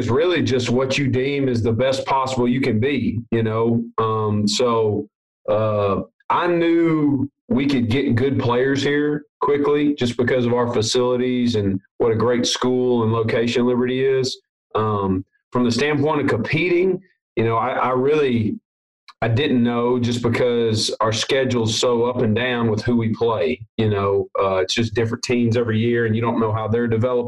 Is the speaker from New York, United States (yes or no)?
no; Jackson, Tennessee, United States; I'm from Jackson, Tennessee, so that's just outside of Memphis